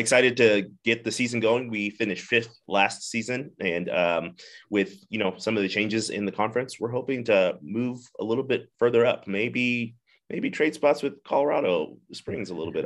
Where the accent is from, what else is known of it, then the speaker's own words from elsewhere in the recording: Zimbabwe; moved away as an adult; now in United States; I grew up in Zimbabwe, Africa, uh, moved to the United States when I was nineteen